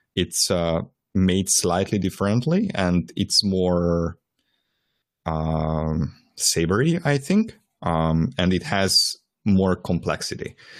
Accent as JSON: {"language": "English", "region": "Transylvania", "country": "Romania", "tie": "born or raised there", "moved": "yes", "said": "I was born in Transylvania"}